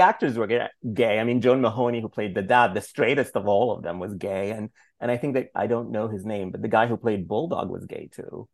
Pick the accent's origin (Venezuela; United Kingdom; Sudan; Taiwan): Sudan; moved away; growing up in Sudan